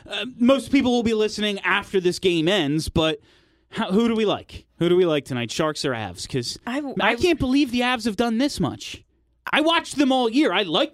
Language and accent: English; United States; I'm a xenophobic American